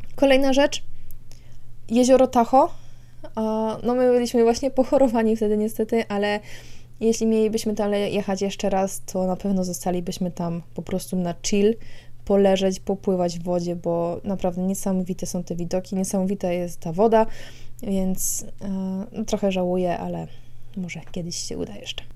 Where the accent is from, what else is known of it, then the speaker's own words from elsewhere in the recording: Poland; jesteśmy z Polski